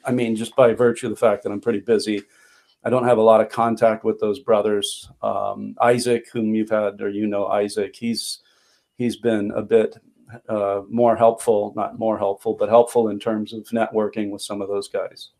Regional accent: Long Beach, California, United States; moved away as an adult; also born or lived in Palmdale, California; now in Chilliwack, Canada; I was brought up in Long Beach, California

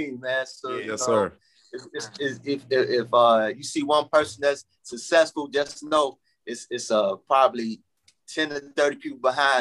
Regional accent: Chicago, Illinois, United States; also born or lived in Texas / Markham, Illinois; I grew up in Roseland

